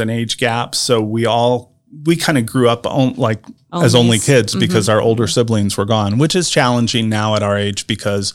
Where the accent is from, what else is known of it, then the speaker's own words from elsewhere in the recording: Anderson, Indiana, United States; moved away as an adult; also born or lived in Noblesville, Indiana; growing up in Anderson, living in Noblesville